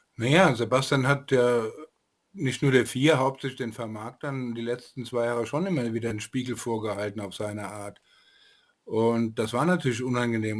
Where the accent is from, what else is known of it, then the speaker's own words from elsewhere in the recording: Frankfurt, Hesse, Germany; der kam mir als Frankfurter auch sehr bekannt vor.